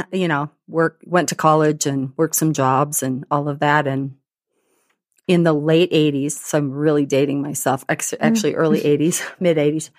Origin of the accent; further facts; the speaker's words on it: Burlington, Wisconsin, United States; I grew up in Burlington, Wisconsin.